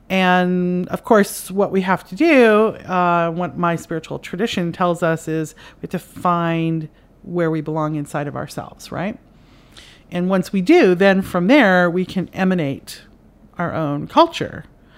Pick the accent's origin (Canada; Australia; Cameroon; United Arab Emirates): Canada; now in United States; I live in America, and I'm Canadian, and my parents are Irish, and so I was raised in an Irish culture in Canada, and now I moved to America